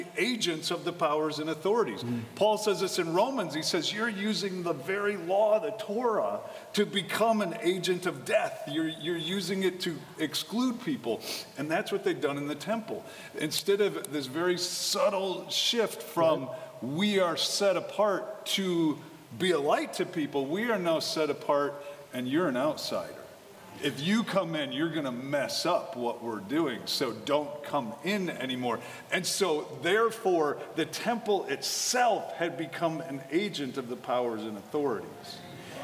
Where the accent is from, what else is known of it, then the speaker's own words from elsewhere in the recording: Wisconsin, United States; I grew up in Wisconsin.